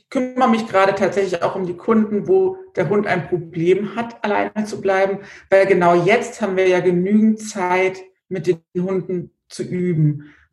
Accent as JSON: {"language": "German", "town": "Idstein", "region": "Hesse", "country": "Germany", "said": "Wie gesagt, ich komme aus dem Rhein-Main-Gebiet in der Nähe von Edstein"}